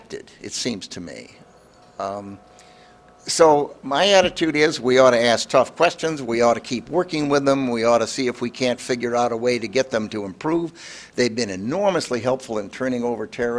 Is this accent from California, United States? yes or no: no; Illinois, United States; I'm from Illinois